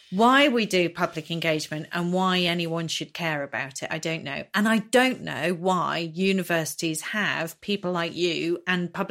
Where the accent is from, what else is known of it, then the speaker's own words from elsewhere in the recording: Norwich, East of England, United Kingdom; No, I'm from Norwich, so this, I wanted the local one.